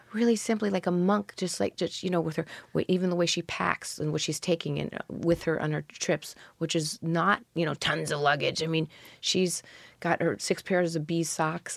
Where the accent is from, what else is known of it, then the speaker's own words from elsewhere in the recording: New York City, New York, United States; I grew up around the Greenwich Village cafes